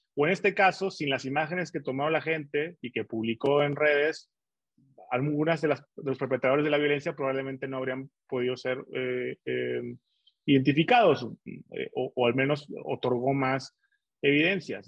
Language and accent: Spanish; Torreón, Coahuila, Mexico; now in Mexico City, Mexico; mi equipo de fútbol de la ciudad donde nací